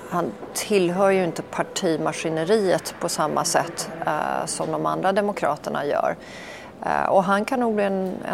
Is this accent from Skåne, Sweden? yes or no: no; Stockholm, Stockholm County, Sweden; also born or lived in Norway / Copenhagen, Denmark; Ja, jag föddes ju i Norge, men det